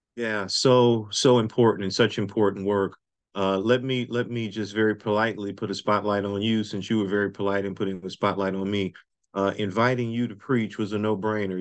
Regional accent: New Orleans, Louisiana, United States; now in Durham, United States; Nobody knows Louisiana better than I do because that's where I was born and raised

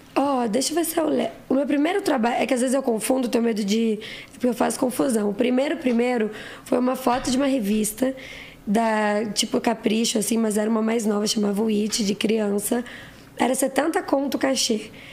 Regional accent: Osasco, São Paulo, Brazil; also born or lived in Santana, São Paulo; eu nasci em Osasco

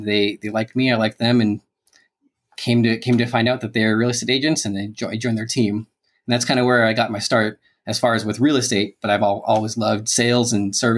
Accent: California, United States; moved away as an adult; also born or lived in Chicago / Portland, Oregon; now in Dallas, United States; born and raised in California

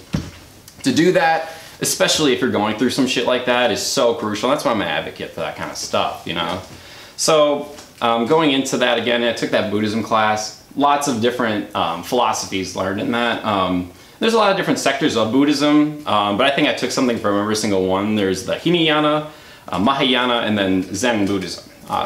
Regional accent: Waukesha, Wisconsin, United States; also born or lived in Milwaukee, Wisconsin; I grew up in Waukesha, little kid in Waukesha, very conservative city in Wisconsin

